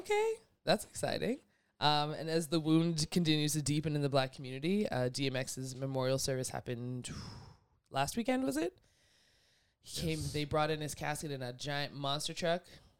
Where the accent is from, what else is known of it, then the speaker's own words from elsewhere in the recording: Canada; as black and as Canadian as we are, with zero apologies for it.